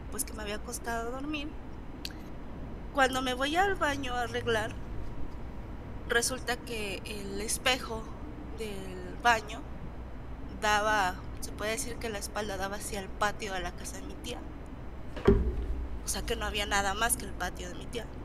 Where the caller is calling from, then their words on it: Michoacán, Mexico; De Michoacán.